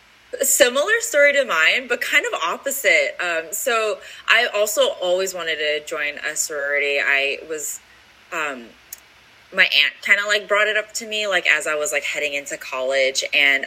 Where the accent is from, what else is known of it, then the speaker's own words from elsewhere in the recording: Chicago, Illinois, United States; also born or lived in West Lafayette, Indiana; I am also born and raised from Chicago.